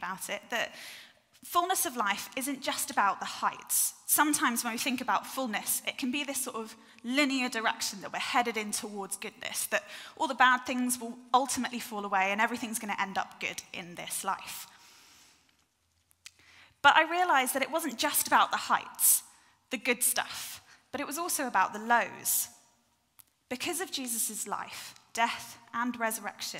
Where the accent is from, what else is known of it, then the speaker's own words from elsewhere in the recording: North Devon, South West England, United Kingdom; I grew up in North Devon